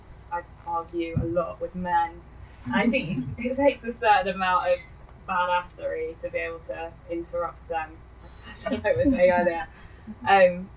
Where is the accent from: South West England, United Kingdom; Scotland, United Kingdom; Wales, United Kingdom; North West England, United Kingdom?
South West England, United Kingdom; Bath; I grew up in Bath.